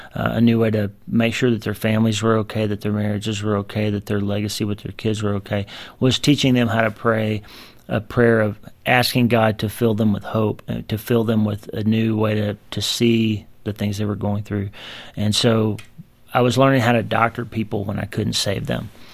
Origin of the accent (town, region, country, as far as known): United States; born or raised there